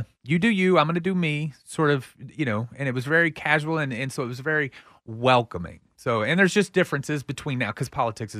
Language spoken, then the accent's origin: English; Pflugerville, Texas, United States; Pflugerville. I'm from Pflugerville, so I can say Pflugerville.